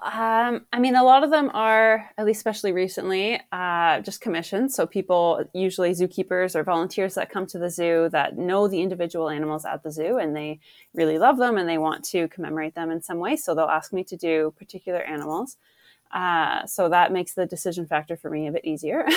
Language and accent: English; Ottawa, Ontario, Canada; I grew up in Ottawa